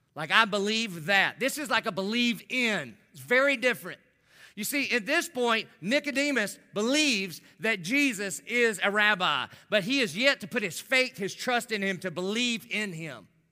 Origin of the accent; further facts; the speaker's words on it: the South, United States; I grew up in the South